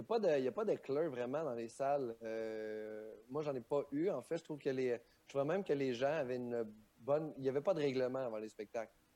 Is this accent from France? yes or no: no; Quebec, Canada; on a un beau milieu au Québec